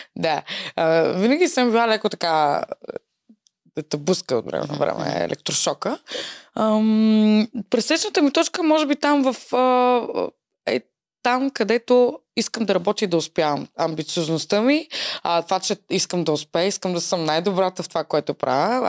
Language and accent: Bulgarian; Varna, Varna Province, Bulgaria; moved away as an adult; now in Sofia, Bulgaria; аз съм родена във Варна. А, преместих се в София преди 5 години